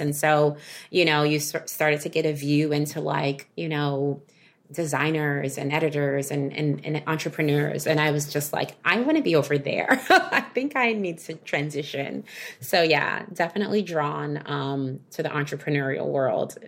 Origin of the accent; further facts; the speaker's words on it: New York, United States; I am a New Yorker